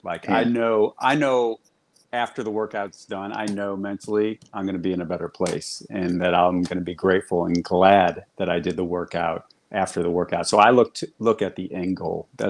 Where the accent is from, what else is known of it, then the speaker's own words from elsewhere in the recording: St. Louis, Missouri, United States; I'm from the Loop, so I'm